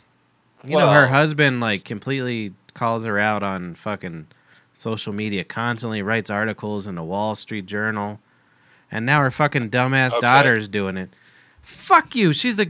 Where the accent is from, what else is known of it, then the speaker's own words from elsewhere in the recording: New York, United States; I'm from New York. I know fucking pizza and spaghetti.